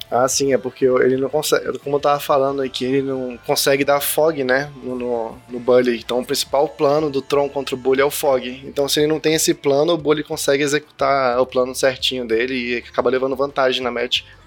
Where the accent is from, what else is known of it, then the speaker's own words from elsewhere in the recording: Brasília, Federal District, Brazil; sou de Brasília